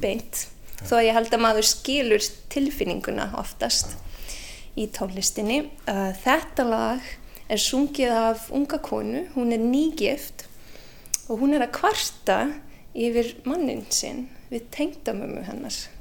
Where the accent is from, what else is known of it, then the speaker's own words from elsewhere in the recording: Canada; Icelandic is a second language; moved away as an adult; now in Iceland; ég holst upp í Kanada